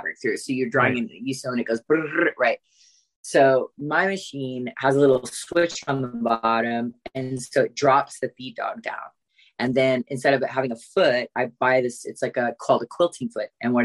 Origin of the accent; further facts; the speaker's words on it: California, United States; moved away; I grew up in California